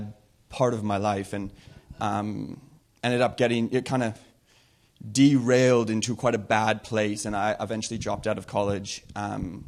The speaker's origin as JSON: {"language": "English", "town": "Whistler", "region": "British Columbia", "country": "Canada", "tie": "born or raised there", "moved": "yes", "said": "I grew up in Whistler, and I grew up in a Christian home"}